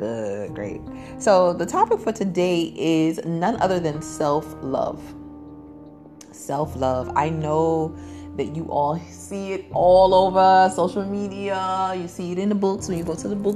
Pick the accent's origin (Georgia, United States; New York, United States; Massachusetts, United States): New York, United States; New York City; accent: Brooklyn; I'm from Brooklyn, the thorough borough